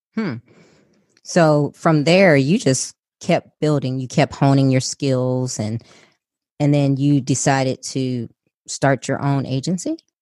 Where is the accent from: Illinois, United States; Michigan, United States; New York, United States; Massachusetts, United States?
Illinois, United States; Chicago; I was born and raised in Chicago by a single mother